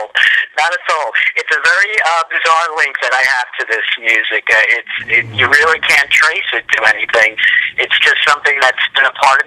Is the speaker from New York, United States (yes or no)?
yes; Long Island, New York, United States; I grew up on Long Island, mm-hmm. and I've been living in New York my whole life.